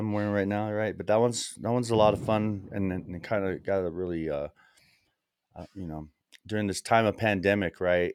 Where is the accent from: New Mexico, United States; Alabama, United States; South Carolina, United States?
New Mexico, United States; also born or lived in El Paso, Texas / Las Cruces, New Mexico; now in Santa Fe, United States; I was born in El Paso and sort of made my way up through New Mexico, ending up here in Santa Fe, New Mexico.